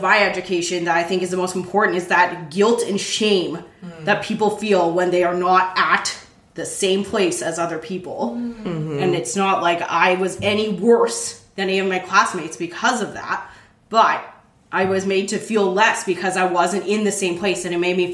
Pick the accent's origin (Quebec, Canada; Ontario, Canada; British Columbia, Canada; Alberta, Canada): Alberta, Canada; Calgary; I grew up in Calgary, Alberta